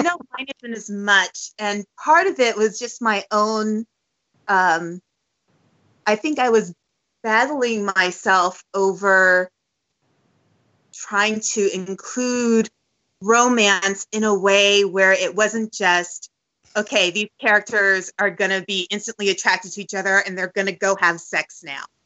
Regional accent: San Francisco, California, United States; also born or lived in Los Angeles; I grew up in San Francisco up until the age of 18

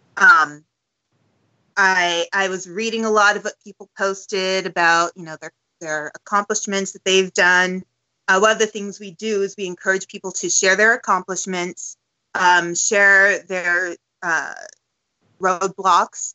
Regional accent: San Francisco, California, United States; also born or lived in Los Angeles; I grew up in San Francisco up until the age of 18

